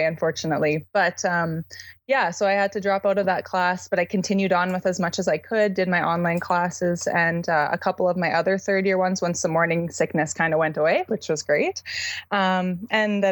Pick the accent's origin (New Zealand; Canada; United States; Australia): Canada; I'm from Canada